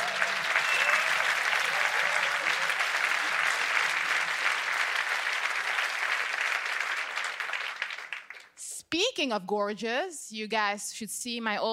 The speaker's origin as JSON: {"language": "English", "country": "Czechia", "tie": "born or raised there", "moved": "yes", "lives_now": "Los Angeles, United States", "said": "I am from the Czech Republic"}